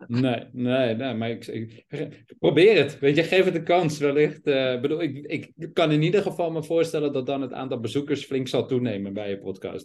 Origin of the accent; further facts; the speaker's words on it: Amsterdam, North Holland, Netherlands; ben geboren en opgegroeid in Amsterdam